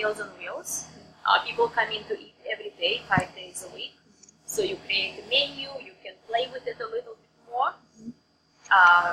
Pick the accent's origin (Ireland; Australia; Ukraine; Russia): Russia; English is a second language; moved away as an adult; growing up in Russia